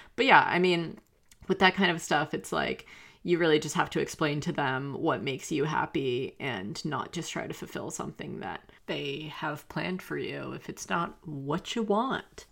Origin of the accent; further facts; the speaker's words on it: the South, United States; I grew up in the South